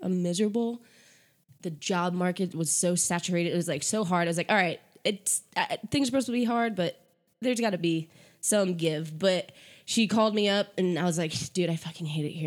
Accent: Connecticut, United States; moved away as an adult; back when I was still living in Connecticut, which is where I'm from Connecticut.

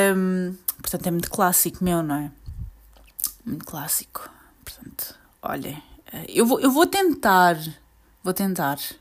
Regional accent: Portugal; eu sou portuguesa, fui nascida e criada aqui

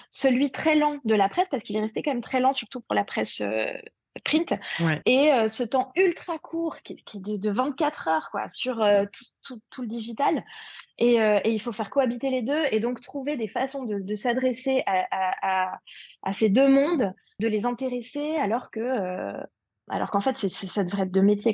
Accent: Paris, Île-de-France, France; je suis parisienne

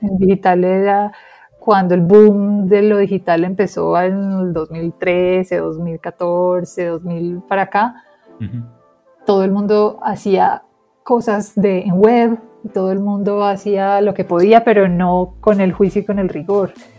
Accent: Colombia; accent: Colombian; yo soy bien colombiana

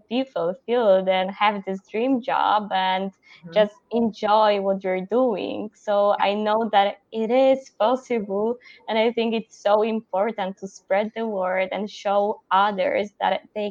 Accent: Poland; moved away as an adult; also born or lived in Netherlands; I'm from Poland

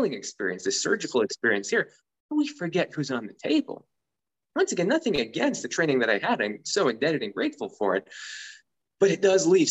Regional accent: San Francisco Bay Area, California, United States; I was originally an engineer where I grew up in the San Francisco Bay Area

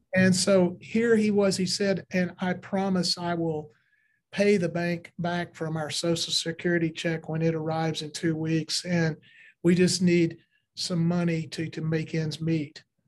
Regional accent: Kentucky, United States; I was in Kentucky, rural parts of Kentucky.

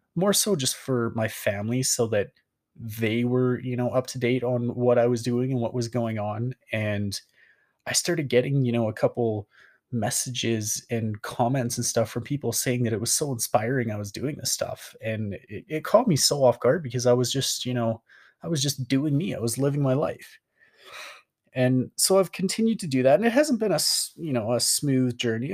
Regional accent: Calgary, Alberta, Canada; moved away as an adult; I came back to my hometown of, like, Calgary, Alberta, moved back 'cause I was like, "Well, this is home

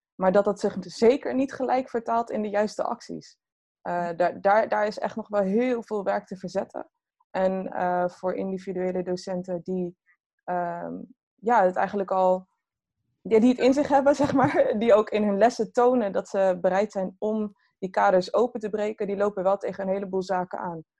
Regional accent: Groningen, Netherlands; moved away as an adult; ik ben wel geboren en getogen in Groningen. Tot mijn achttiende.

